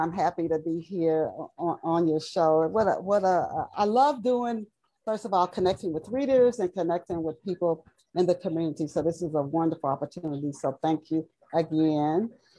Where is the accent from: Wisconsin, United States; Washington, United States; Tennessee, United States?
Tennessee, United States; Knoxville; also born or lived in Dayton, Ohio; we moved from Dayton, Ohio to Knoxville, Tennessee when I was 10.